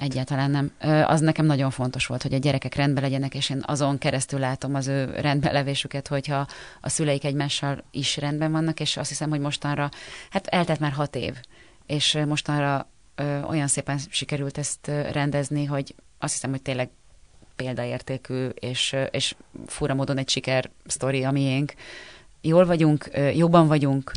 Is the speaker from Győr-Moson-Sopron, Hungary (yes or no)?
yes; Győr, Győr-Moson-Sopron, Hungary; moved away; also born or lived in Budapest / Páty; Én Győrben születtem, ott is a, mindig a Kertváros kertvárosi részben laktunk, és uh, ahogy felköltöztem Pestre